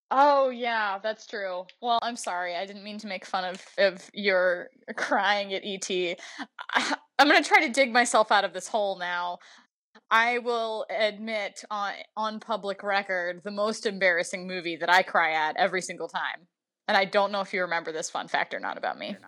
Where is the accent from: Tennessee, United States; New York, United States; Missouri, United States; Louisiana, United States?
Louisiana, United States; my home state of Louisiana